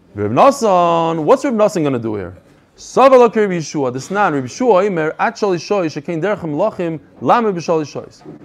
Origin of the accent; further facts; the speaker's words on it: United States; moved away; I'm from America